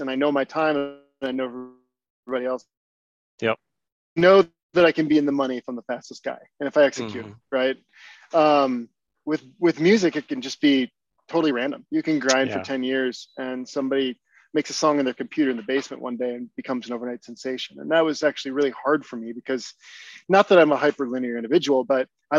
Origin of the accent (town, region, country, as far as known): Barron, Wisconsin, United States; born or raised there; also born or lived in Richland Center, Wisconsin